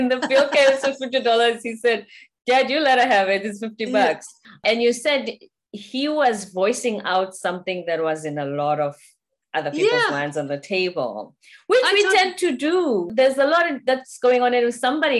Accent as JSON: {"language": "English", "country": "South Africa", "said": "me being a South African"}